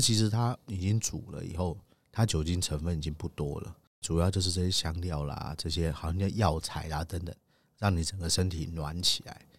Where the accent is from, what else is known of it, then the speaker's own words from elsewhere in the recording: Taiwan; 我们其实台湾人